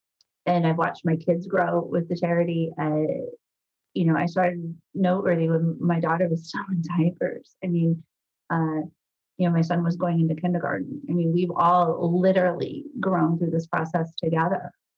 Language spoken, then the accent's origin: English; Midwest, United States; knowing you're a Midwesterner, I'm a Midwesterner. We all know how to roll up our sleeves. We all know how to work. I grew up in a small town.